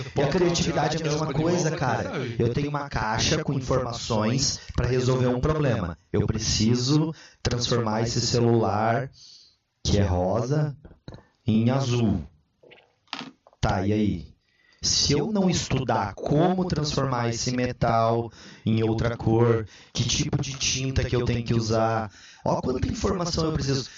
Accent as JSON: {"language": "Portuguese", "town": "Cascavel", "region": "Paraná", "country": "Brazil", "tie": "born or raised there", "moved": "as an adult", "lives_now": "Blumenau, Brazil", "said": "eu sou natural de Cascavel, Paraná, lá do oeste"}